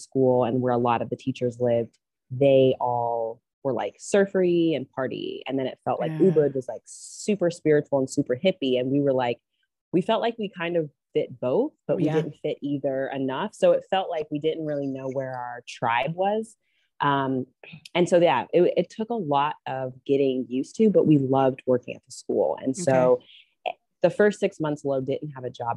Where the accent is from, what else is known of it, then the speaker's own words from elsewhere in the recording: Durham, North Carolina, United States; moved away as an adult; also born or lived in Utah; now in Bali, Indonesia; I was born in Utah, and then I grew up in Durham, North Carolina